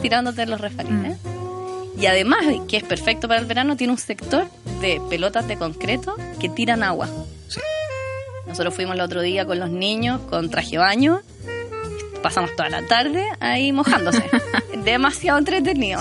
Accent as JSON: {"language": "Spanish", "town": "Santiago", "region": "Santiago Metropolitan Region", "country": "Chile", "said": "yo soy una santiaguina amante de Santiago"}